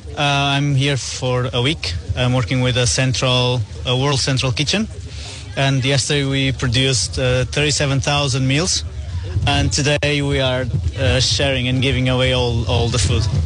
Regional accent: Portugal; I'm from Portugal. Portugal

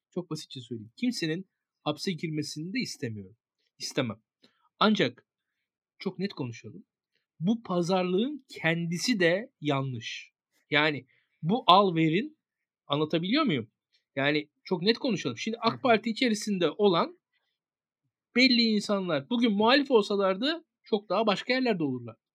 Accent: Bornova, İzmir, Turkey; Ben Bornovalıyım. Fethullah Gülen benim mahallemdeki caminin imamıymış ben doğmadan önce.

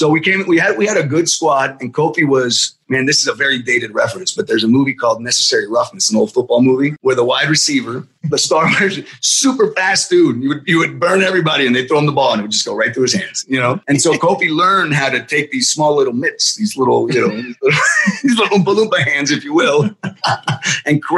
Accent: Miami, Florida, United States; moved away as an adult; also born or lived in Boston; I come from Miami, it's hot and humid in Miami

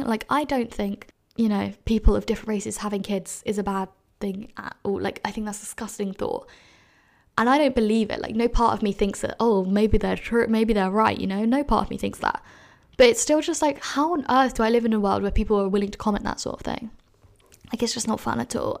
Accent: London, United Kingdom; I've been asked so many times, "Where are you from?" And then I've said, "London,"

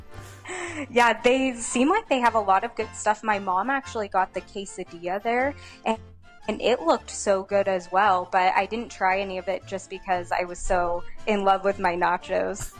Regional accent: Modesto, California, United States; now in Arizona, United States; I'm from California, so I'm actually from George Lucas's hometown, Modesto

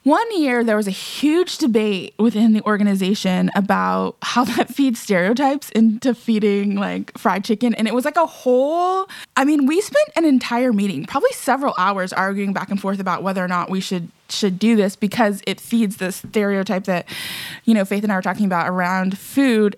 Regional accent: Texas, United States; I'm from Texas. I went to Texas A and M

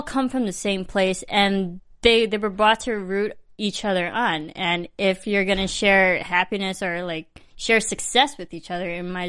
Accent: Midwest, United States; I mean, I'm from the Midwest

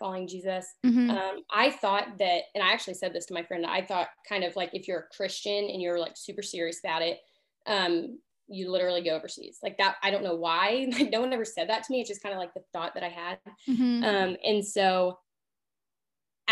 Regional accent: Oklahoma City, Oklahoma, United States; moved away as an adult; also born or lived in Kansas; I'm from Oklahoma City. Grew up just playing sports, family, things like that.

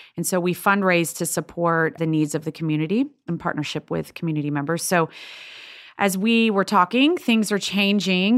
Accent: Lexington, Kentucky, United States; also born or lived in Boston; I grew up in Lexington, Kentucky, and we went to Episcopal Church there.

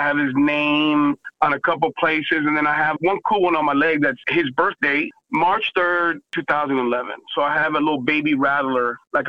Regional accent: Texas, United States; I'm also a Texan

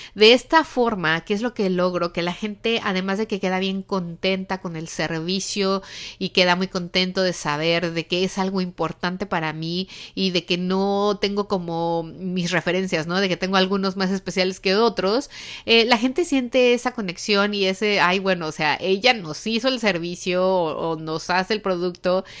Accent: Mexico; now in United States; en México nosotros no tenemos esta tradición, pero desde que llegamos aquí a Estados Unidos, bueno, como dicen en mi país

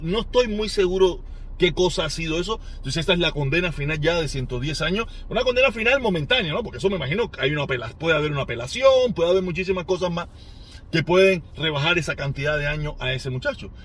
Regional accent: Cuba; moved away; nosotros, como cubanos

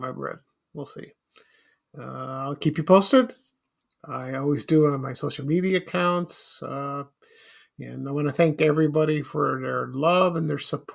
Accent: Chicago, Illinois, United States; growing up in Chicago

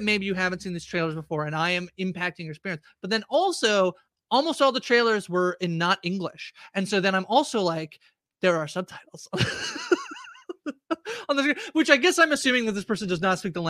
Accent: Canada; We were just being Canadian

